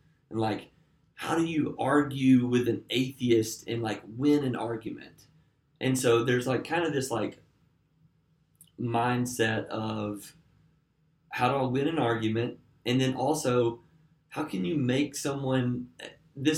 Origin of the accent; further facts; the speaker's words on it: Alabama, United States; now in Nashville, United States; I grew up in Alabama